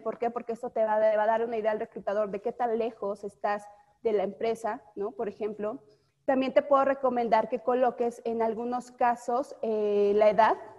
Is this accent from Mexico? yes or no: yes; Mexico; somos mexicanos